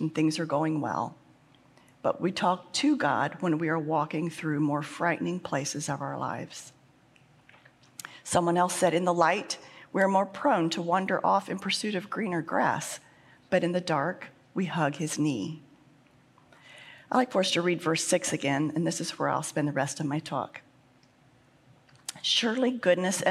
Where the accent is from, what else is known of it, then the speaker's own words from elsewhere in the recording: Midwest, United States; I was born and raised in the Midwest